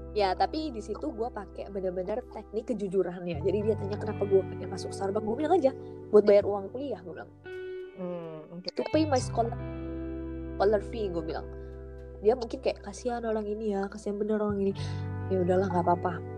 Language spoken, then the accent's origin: Indonesian; Lampung, Indonesia; gue ini orang Lampung